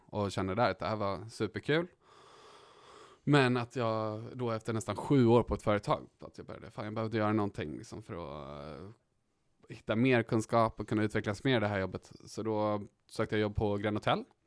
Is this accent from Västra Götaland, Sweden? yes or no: no; Stockholm, Stockholm County, Sweden; Uppvuxen här i Stockholm på Östermalm.